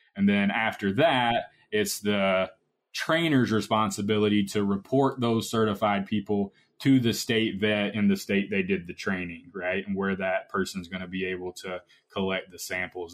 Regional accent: Georgia, United States; moved away as an adult; now in Iowa, United States; I'm originally from Georgia and now at Iowa State University

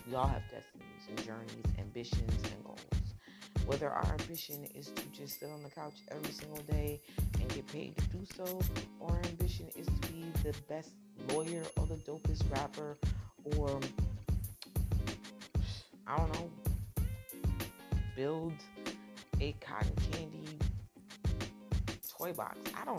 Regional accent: New Jersey, United States; born there; I didn't know that I was born in North New Jersey. I didn't know I was adopted.

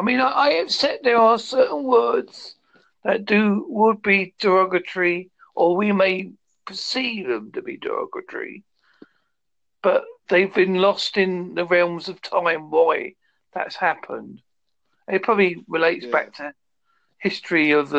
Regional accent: England, United Kingdom; accent: Devon cum Essex; that's my real accent. I've got a Devon cum Essex accent.

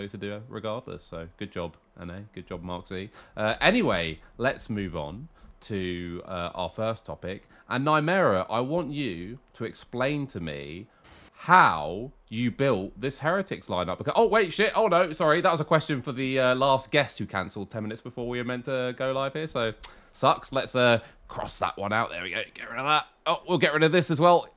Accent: England, United Kingdom; as a British person, as an English person

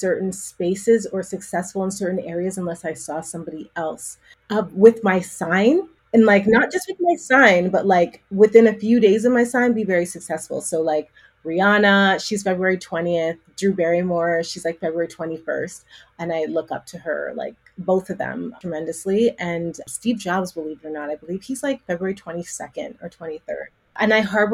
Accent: Calgary, Alberta, Canada; now in Toronto, Canada; I was born in Toronto, and that's where I live. But my hometown where I grew up is a place called Calgary, Alberta.

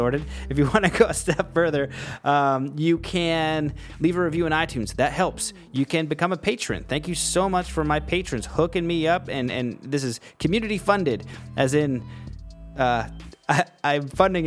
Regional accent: Canada; I'm Canadian

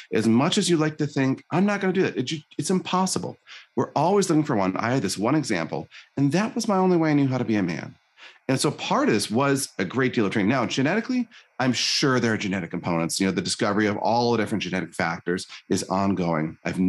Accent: Michigan, United States; So I was born in Northern Michigan, tiny town, pretty poor family, pretty abusive father.

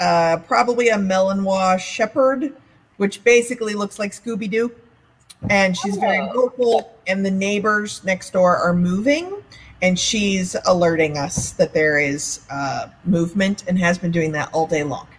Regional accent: Texas, United States; I grew up in Texas with a very funny family

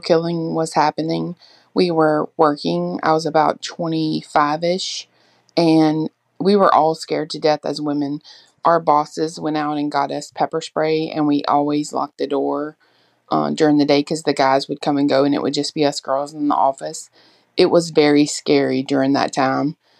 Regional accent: Baton Rouge, Louisiana, United States; I grew up in the Baton Rouge area

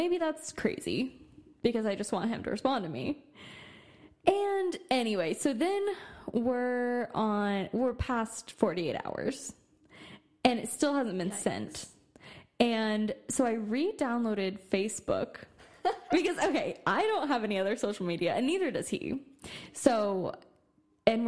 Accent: Austin, Texas, United States; I'm from Austin

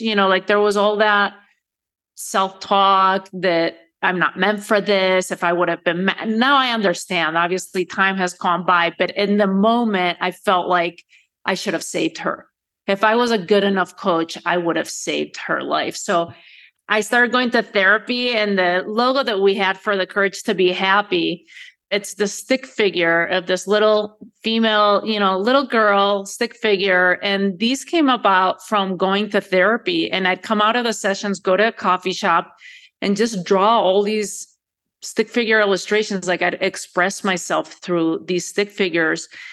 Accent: Spain; moved away as an adult; also born or lived in United States; Born and raised in Spain, Spanish father, American mother.

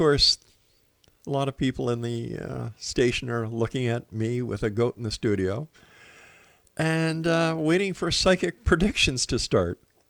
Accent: Montreal, Quebec, Canada; moved away; I'm from Montreal originally

